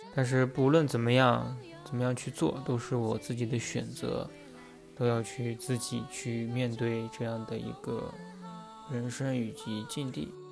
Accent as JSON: {"language": "Chinese", "town": "Ordos", "region": "Inner Mongolia", "country": "China", "tie": "born or raised there", "said": "我呢，是一个出生在内蒙古小城镇厄尔多斯的帅气男孩"}